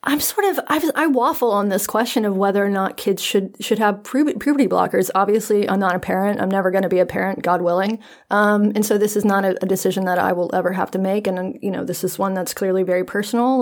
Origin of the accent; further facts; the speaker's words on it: North Carolina, United States; I'm from North Carolina